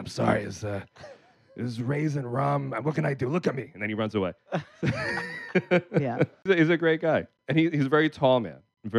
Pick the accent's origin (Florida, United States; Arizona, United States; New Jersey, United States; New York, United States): New York, United States; New York City; I grew up out in the South Bronx.